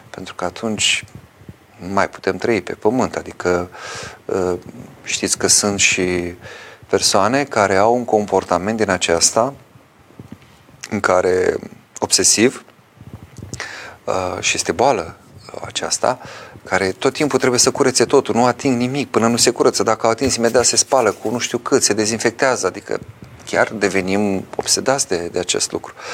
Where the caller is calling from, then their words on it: Constanța, Constanța County, Romania; Părinte, sunt din Constanța.